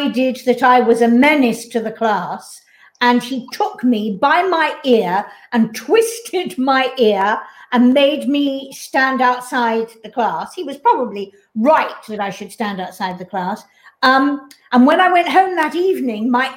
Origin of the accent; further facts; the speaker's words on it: London, United Kingdom; I grew up in Sidmouth Road